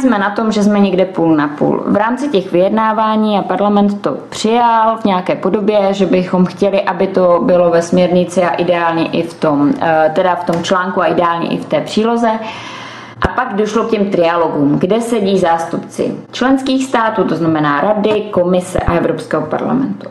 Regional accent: Czechia

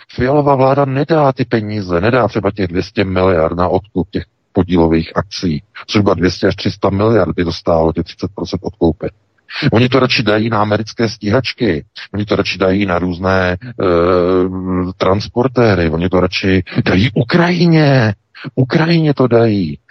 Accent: Czechia

